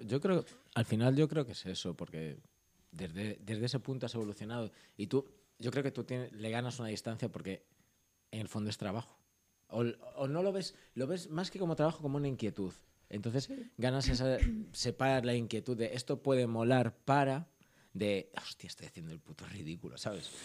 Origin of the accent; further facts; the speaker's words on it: Ourense, Galicia, Spain; moved away; yo soy de Urense